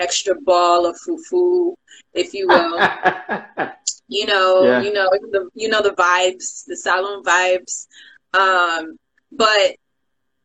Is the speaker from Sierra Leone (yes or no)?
yes; Sierra Leone; not being Ghanaian, I'm Sierra Leonean.